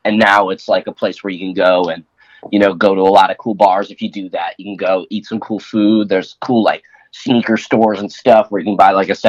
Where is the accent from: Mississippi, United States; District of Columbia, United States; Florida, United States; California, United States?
California, United States; San Diego; Born and raised in San Diego proper.